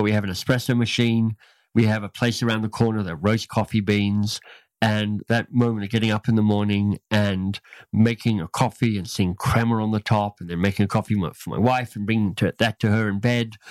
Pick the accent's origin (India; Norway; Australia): Australia; moved away as an adult; also born or lived in United States; I grew up in Australia